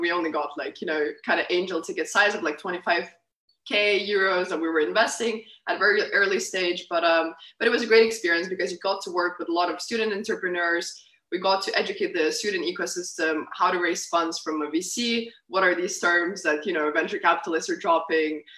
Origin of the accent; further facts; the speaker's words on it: Lithuania; moved away as an adult; also born or lived in Utrecht, Netherlands; I grew up grew up in Lithuania. That's where I finished high school, everything.